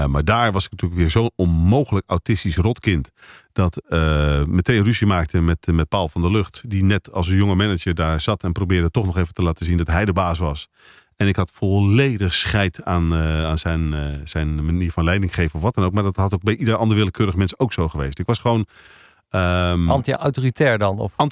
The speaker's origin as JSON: {"language": "Dutch", "town": "Amsterdam", "region": "North Holland", "country": "Netherlands", "tie": "born or raised there", "also_born_or_lived": "Rotterdam / Bergen op Zoom / Papendrecht", "accent": "Amsterdam", "lives_now": "Lisse, Netherlands", "said": "Ik ben verhuisd daarna naar Amsterdam, daar ben ik opgegroeid. Dus vandaar die Amsterdamse tongval."}